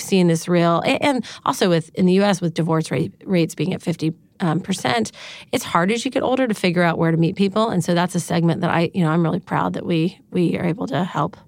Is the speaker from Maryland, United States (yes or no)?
no; Dallas, Texas, United States; moved away as an adult; also born or lived in California; I grew up in Dallas, Texas